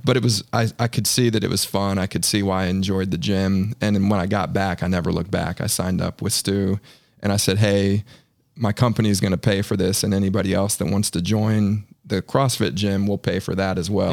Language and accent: English; Northern Virginia, United States; moved away as an adult; now in Charlotte, United States; living in my hometown, essentially my hometown in Northern Virginia.